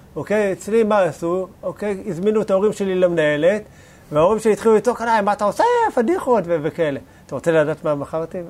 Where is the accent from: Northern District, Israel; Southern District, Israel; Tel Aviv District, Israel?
Tel Aviv District, Israel; Bat Yam; גדלתי בשכונה לא כזאת מפוארת